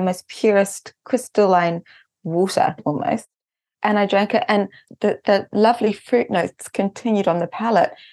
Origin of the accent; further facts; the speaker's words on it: Auckland, New Zealand; moved away as an adult; also born or lived in Korea; now in Japan; in Auckland, New Zealand, where I'm actually from New Zealand